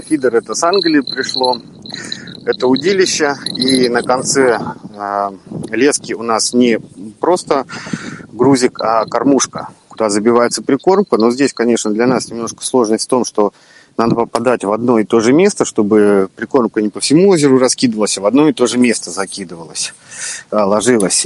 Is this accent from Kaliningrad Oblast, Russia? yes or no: yes; Baltiysk, Kaliningrad Oblast, Russia; Родился я в Балтийске, а это город, в котором и залив, и море, и каналы, и всего много-много